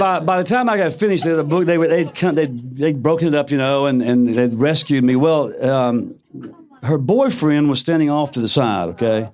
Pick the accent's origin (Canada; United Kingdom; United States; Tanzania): United States; suburb of Memphis, Tennessee; in my hometown, it was a suburb of Memphis.